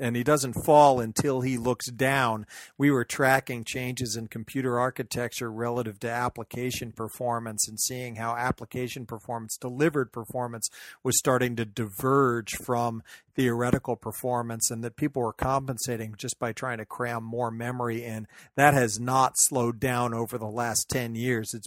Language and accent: English; Mountain View, California, United States; my hometown of Mountain View, California